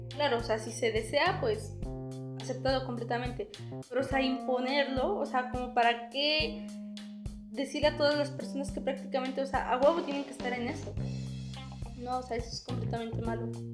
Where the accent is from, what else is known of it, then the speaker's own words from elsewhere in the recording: Mexico; nosotros como mexicanos